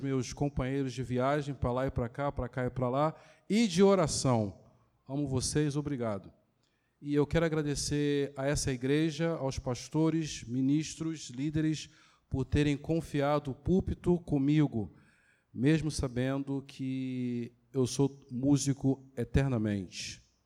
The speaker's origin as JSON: {"language": "Portuguese", "town": "Duque de Caxias", "region": "Rio de Janeiro", "country": "Brazil", "tie": "born or raised there", "said": "fui criado aqui em Caxias"}